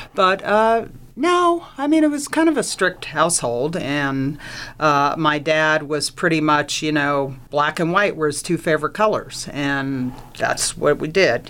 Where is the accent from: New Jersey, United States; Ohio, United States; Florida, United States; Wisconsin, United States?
New Jersey, United States; Plainfield; I grew up in uh, New Jersey, in a small town called Plainfield, New Jersey, Central Jersey